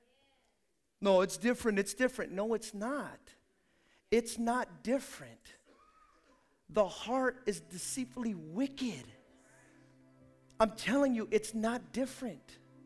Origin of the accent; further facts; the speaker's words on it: Hayward, California, United States; where are you from? And I say Hayward, they go, oh, you're from Hayward?